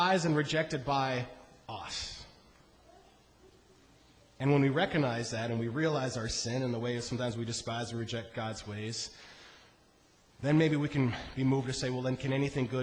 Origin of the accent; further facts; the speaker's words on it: Iowa, United States; I grew up in Iowa.